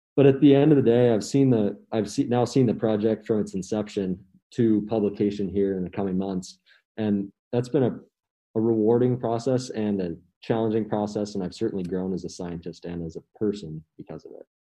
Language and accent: English; Missoula, Montana, United States; I'm a senior from Missoula, Montana